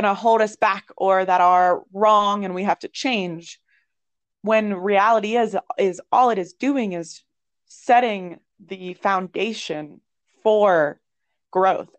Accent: Ohio, United States; moved away; I'm from Ohio. It's like gloomy town up there

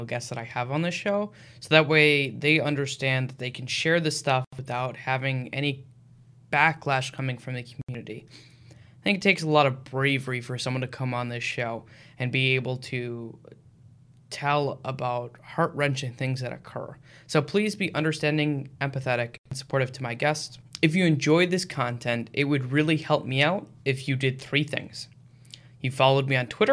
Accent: Michigan, United States; I'm actually from Michigan too

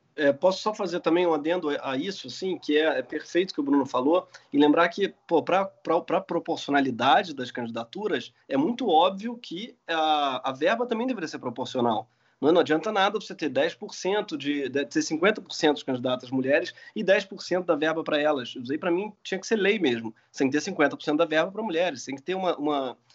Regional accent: Rio de Janeiro, Brazil; a gente como carioca

